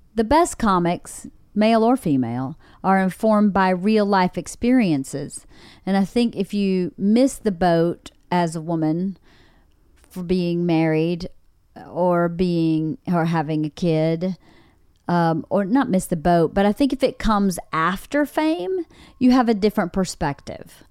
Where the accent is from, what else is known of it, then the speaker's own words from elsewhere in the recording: Georgia, United States; accent: Southern; moved away; I'm not from Nova Scotia, but I'm from Georgia, and we definitely have seasons